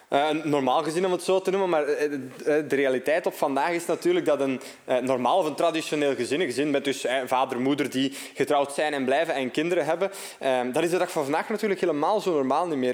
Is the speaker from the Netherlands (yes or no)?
no; Opwijk, Flanders, Belgium; also born or lived in Dendermonde; afkomstig uit Opwijk. Eh, geboren in Dermonde, maar getogen in Opwijk eigenlijk.